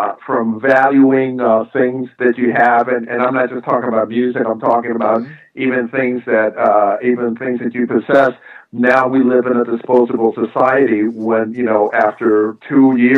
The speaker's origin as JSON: {"language": "English", "region": "New York", "country": "United States", "said": "this is from a New Yorker"}